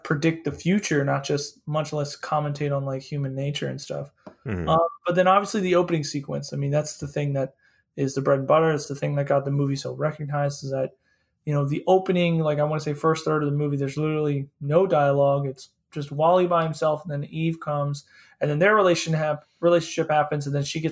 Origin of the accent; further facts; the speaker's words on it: Philadelphia, Pennsylvania, United States; I'm from Philadelphia